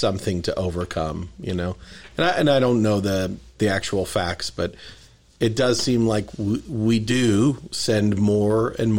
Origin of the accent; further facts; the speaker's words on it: Las Vegas, Nevada, United States; I grew up here in Vegas.